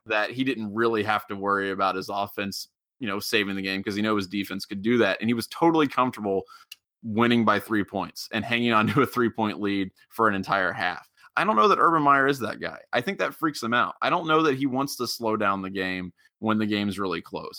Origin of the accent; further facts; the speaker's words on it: Middletown, Ohio, United States; moved away; I'm from originally from Middletown down near Cincinnati